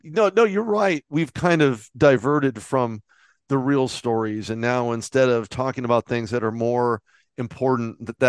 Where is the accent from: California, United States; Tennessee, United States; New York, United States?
California, United States; Well, I'm from Southern California, so I was in the area.